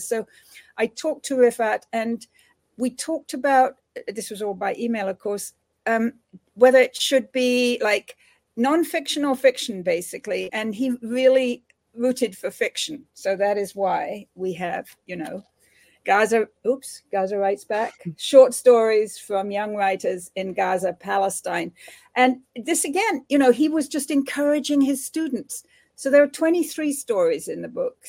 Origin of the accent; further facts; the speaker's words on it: England, United Kingdom; moved away; growing up in United Kingdom in the era of decolonization there.